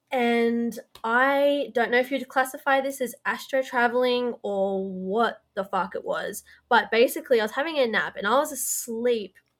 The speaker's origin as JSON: {"language": "English", "area": "Blue Mountains", "region": "New South Wales", "country": "Australia", "said": "we're both originally from the Blue Mountains"}